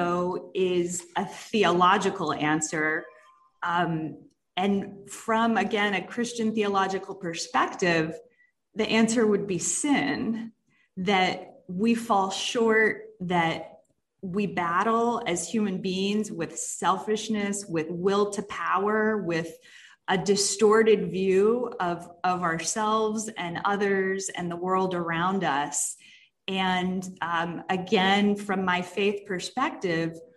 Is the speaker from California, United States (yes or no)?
no; Jacksonville, Florida, United States; moved away as an adult; also born or lived in Dallas, Texas; I did grow up in the Dallas area and then in North Florida, Jacksonville is my hometown